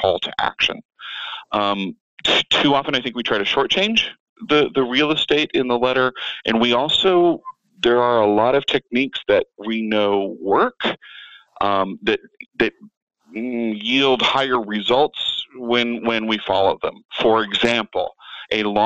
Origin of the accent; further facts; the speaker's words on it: Atlanta, Georgia, United States; moved away as an adult; now in Las Vegas, United States; I'm originally from Atlanta. I moved to Vegas in 2002